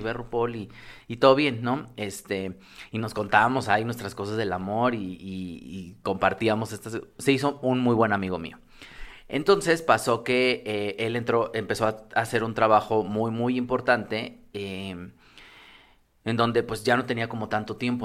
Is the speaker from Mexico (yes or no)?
yes; Mexico; como mexicanos